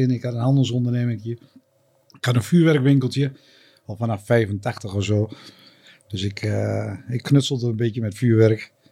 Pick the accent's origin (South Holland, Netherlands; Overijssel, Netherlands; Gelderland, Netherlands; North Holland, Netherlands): Overijssel, Netherlands; Enschede; Ik ben in Enschede geboren. In Enschede? Ja. Oké. Ook opgegroeid in Enschede.